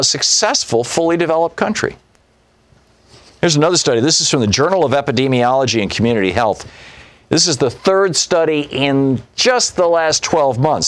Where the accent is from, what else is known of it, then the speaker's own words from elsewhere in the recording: United States; also born or lived in San Francisco / Michigan; growing up in America and traveling around the United States in the 1960s and 70s